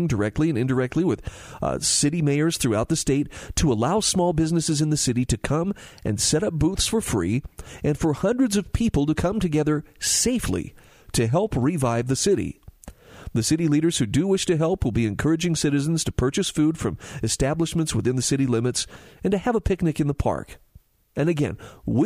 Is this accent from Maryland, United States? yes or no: no; Utah, United States; my home state of Utah